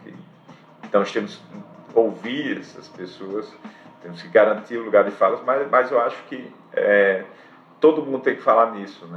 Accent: Brazil

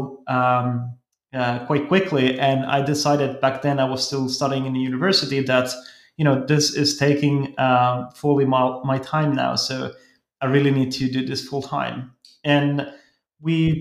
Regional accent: Helsinki, Uusimaa, Finland; I come from Finland, Helsinki

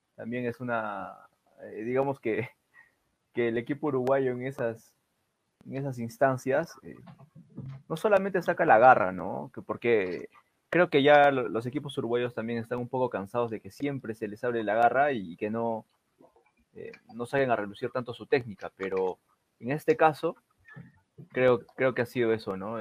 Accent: Peru

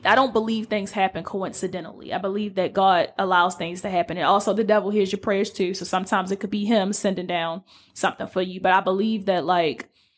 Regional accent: Baltimore, Maryland, United States; moved away as an adult; now in Los Angeles, United States; we're two girls from the Alameda in Baltimore, Maryland, Northeast to be exact.

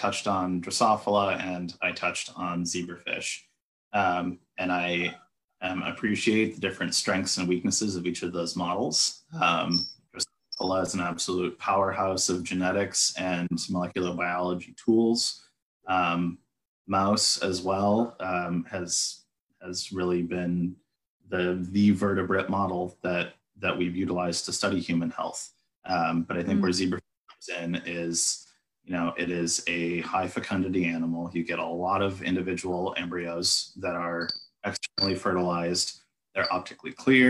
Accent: Minnesota, United States; moved away as an adult; also born or lived in Salt Lake City, Utah; I grew up in Minnesota

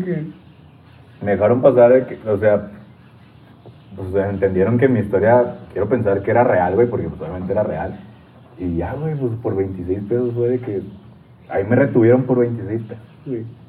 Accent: Torreón, Coahuila, Mexico; yo soy de Torreón

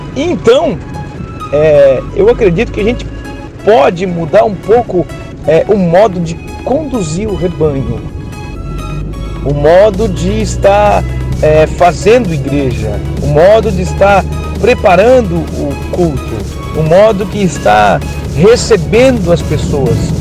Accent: Criciúma, Santa Catarina, Brazil; Nós somos aqui de Criciúma, Santa Catarina.

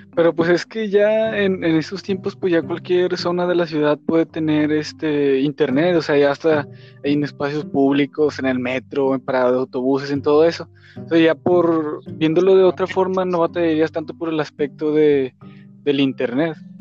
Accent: Mexico; como mexicano, como ciudadano mexicano de, clase media baja

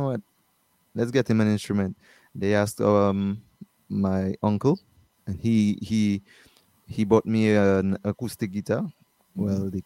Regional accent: Dominica; I'm from Dominica. Born in Dominica, Princess Margaret Hospital. I live at Wallhouse, Wallows.

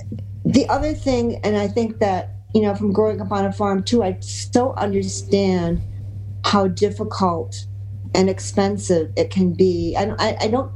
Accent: Finger Lakes, New York, United States; now in Cornwall, United States; I'm an upstate girl, but I grew up in the Finger Lakes.

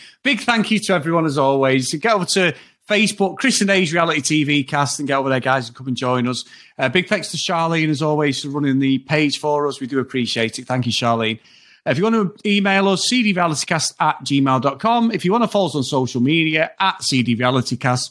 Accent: Manchester, North West England, United Kingdom; as a Mancunian

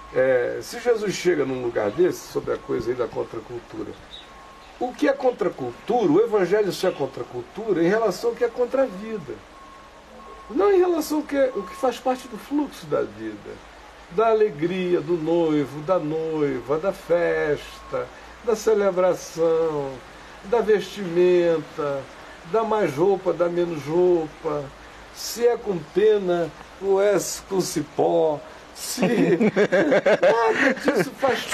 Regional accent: Amazonas, Brazil; Na minha terra, no Amazonas, eu ainda, quando era pequena, a minha avó ainda dizia

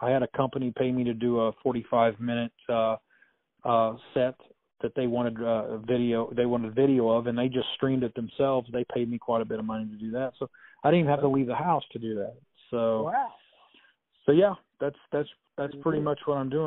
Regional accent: Springfield, Missouri, United States; I love my hometown. I love the people in it that I grew up

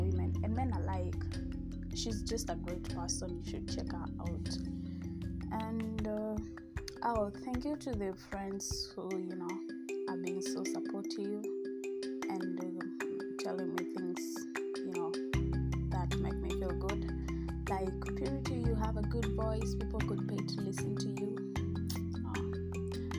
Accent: Kenya; I am Kenyan

